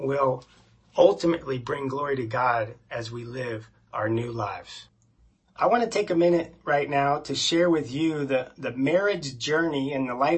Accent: Florida, United States; we grew up in Florida in a very conservative family

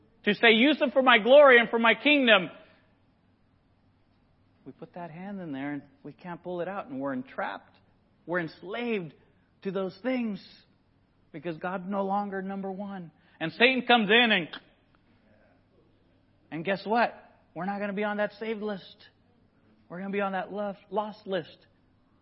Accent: Nicaragua; moved away; I grew up in Nicaragua

